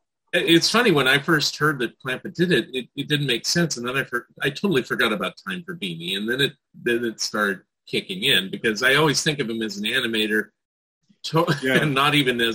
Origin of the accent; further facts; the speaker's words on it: San Francisco Bay Area, California, United States; now in Oregon, United States; I'm in Oregon now, but I grew up in the San Francisco Bay Area, but also Southern California a little bit.